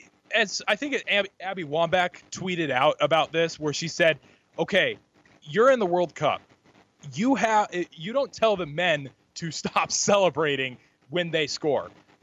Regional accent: North Dakota, United States; I'm from North Dakota

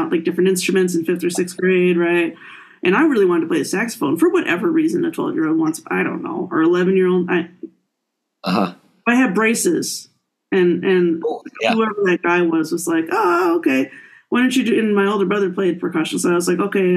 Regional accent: Appleton, Wisconsin, United States; moved away as an adult; also born or lived in Miami, Florida / Cincinnati, Ohio; now in Michigan, United States; I grew up in Appleton, Wisconsin, home of Harry Houdini

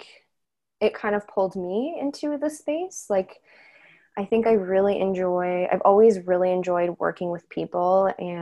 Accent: Courtice, Ontario, Canada; also born or lived in Haliburton; now in Toronto, Canada; I grew up in Curtis

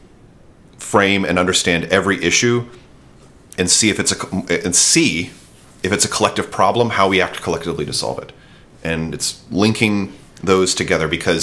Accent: United States; as an American

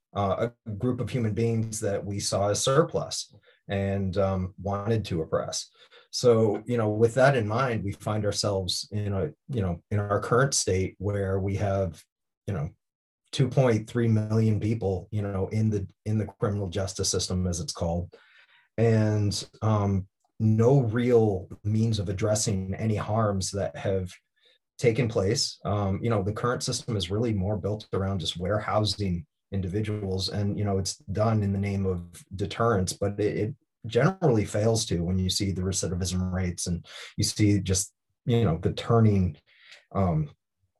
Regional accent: Bath, Maine, United States; a Mexican American growing up in Bath, Maine

